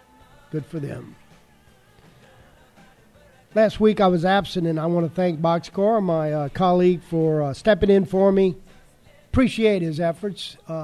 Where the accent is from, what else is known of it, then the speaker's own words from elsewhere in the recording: Indes Street, Louisiana, United States; Growing up on Indes Street